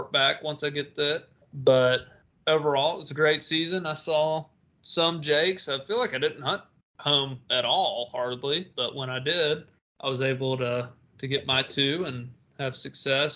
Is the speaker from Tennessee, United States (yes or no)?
yes; Tennessee, United States; my home state, Tennessee